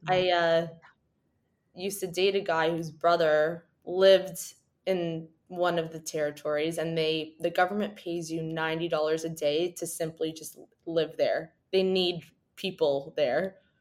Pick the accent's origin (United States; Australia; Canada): Canada; we've grown up in a very cold climate